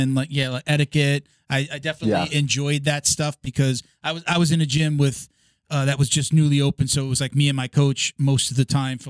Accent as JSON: {"language": "English", "region": "New York", "country": "United States", "said": "I'm from New York."}